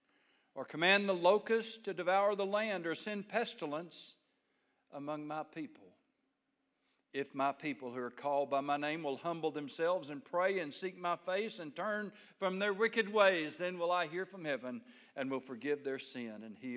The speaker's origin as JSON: {"language": "English", "country": "United States", "said": "I'm an American"}